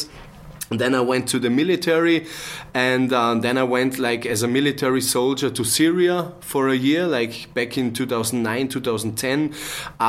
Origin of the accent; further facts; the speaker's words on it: Bregenz, Vorarlberg, Austria; I'm from the same region in Austria as Dominic is, from Vorarlberg. I was born and raised in Bregenz.